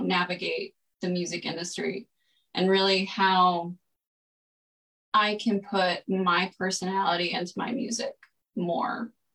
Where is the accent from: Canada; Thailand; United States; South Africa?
United States; Greenville, Texas; moved away as an adult; also born or lived in Colorado / Orange County, California; now in Los Angeles, United States; I am from Greenville, Texas, um, about an hour northeast of Dallas.